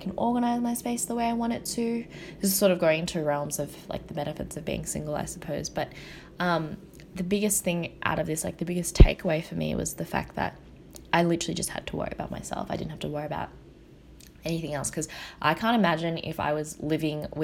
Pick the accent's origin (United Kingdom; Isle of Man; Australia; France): Australia; growing up in Australia as a Vietnamese, like an Asian Australian